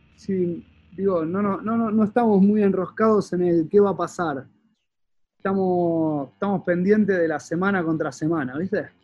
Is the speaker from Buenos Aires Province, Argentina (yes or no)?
yes; Quilmes, Buenos Aires Province, Argentina; soy quilmenio.